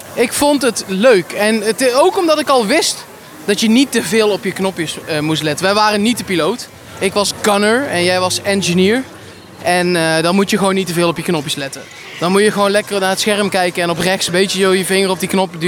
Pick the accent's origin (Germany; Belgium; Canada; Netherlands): Netherlands; wij zijn Nederlanders